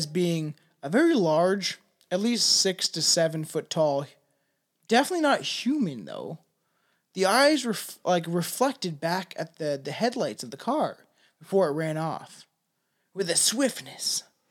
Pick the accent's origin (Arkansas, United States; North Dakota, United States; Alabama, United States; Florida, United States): Arkansas, United States; I'm from Arkansas, and it's time for the fun fact of the day.